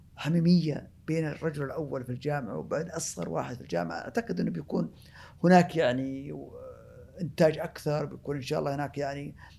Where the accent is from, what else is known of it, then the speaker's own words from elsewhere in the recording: Saudi Arabia; احنا افضل بلد مصدر للبترول في العالم